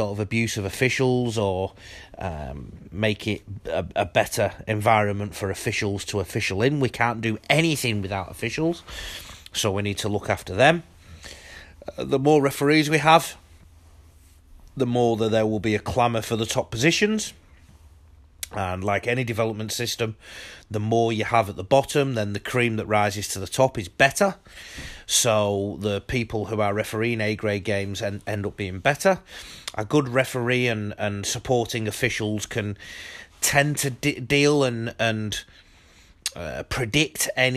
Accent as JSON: {"language": "English", "region": "England", "country": "United Kingdom", "moved": "yes", "lives_now": "Australia", "said": "I'm an Englishman abroad"}